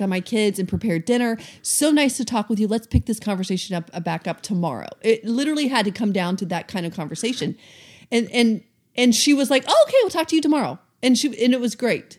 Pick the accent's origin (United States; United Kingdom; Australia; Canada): United States; the South; also born or lived in Atlanta, Georgia; now in Seattle, United States; we're from the South, so I was very used to people being extremely friendly